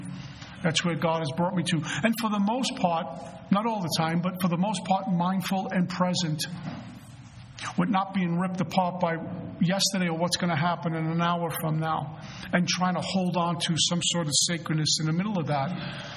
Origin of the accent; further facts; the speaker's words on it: Colorado, United States; I'm from Colorado.